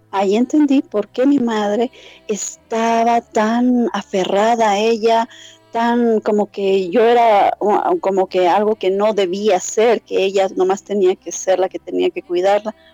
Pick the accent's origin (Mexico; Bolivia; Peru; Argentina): Bolivia; soy la única boliviana registrada por el momento en la página oficial de Quantum Healing Hypnosis Technique